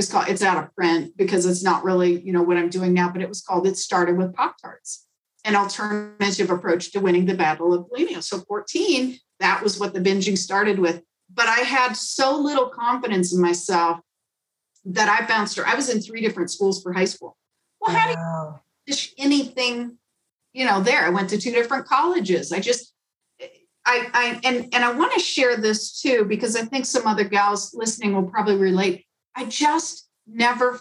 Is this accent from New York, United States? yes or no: no; Chicago, Illinois, United States; moved away; I grew up in Chicago